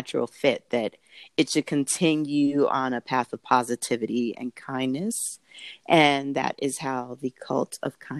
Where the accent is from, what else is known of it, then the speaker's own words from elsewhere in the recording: Southern California, United States; moved away as an adult; now in Denver, United States; I was born in Southern California